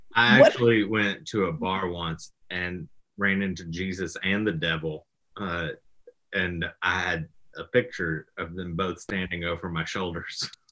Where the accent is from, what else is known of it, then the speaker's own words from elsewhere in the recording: the South, United States; I'm from the South